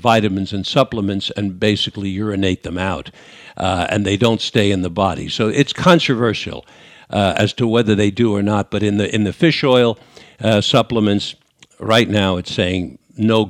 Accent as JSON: {"language": "English", "region": "New York", "country": "United States", "accent": "New York", "moved": "yes", "said": "my New York accent from 50, 60 years ago"}